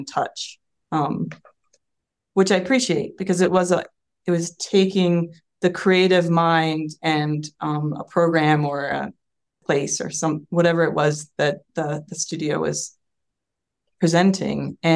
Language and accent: English; Virginia, United States; I'm from Virginia. My family, all of my, known family is from Virginia, rural areas, and settled in Tidewater